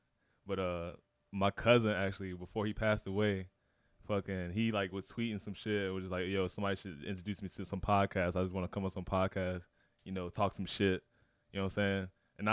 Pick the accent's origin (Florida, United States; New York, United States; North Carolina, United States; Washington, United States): Florida, United States; Orlando; I'm from Orlando, Florida.